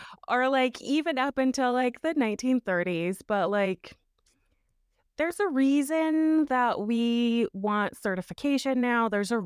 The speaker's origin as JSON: {"language": "English", "region": "Idaho", "country": "United States", "tie": "born or raised there", "said": "I grew up in one in Idaho, so also kind of a culty place."}